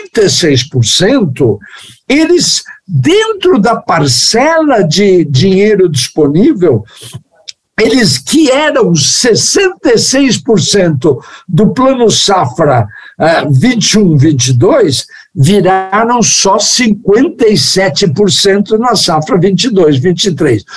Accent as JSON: {"language": "Portuguese", "country": "Brazil", "said": "sou brasileiro"}